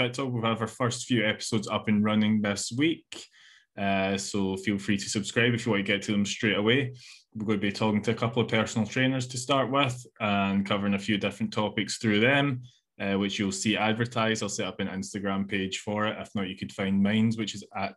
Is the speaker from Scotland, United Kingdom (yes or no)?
yes; Scotland, United Kingdom; being Scottish